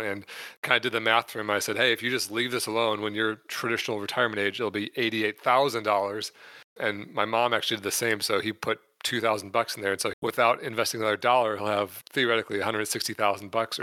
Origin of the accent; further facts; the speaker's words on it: Michigan, United States; moved away as an adult; now in San Diego, United States; I grew up in Michigan until I was 29 and then moved to San Diego, California, where I currently live